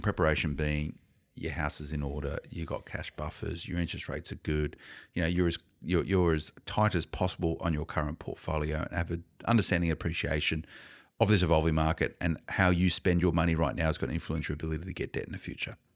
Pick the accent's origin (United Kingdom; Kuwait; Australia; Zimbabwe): Australia; Blacktown, New South Wales; I grew up in Blacktown, right? I know the western suburbs of Sydney very well